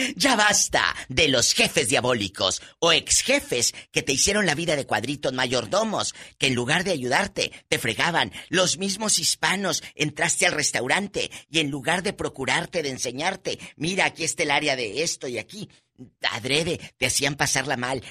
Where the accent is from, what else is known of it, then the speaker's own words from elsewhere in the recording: northern Mexico, Mexico; Soy norteña